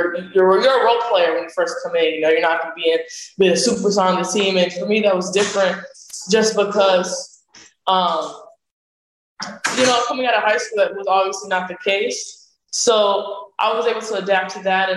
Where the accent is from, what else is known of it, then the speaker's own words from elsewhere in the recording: Palm Beach, Florida, United States; also born or lived in Puerto Rico; my hometown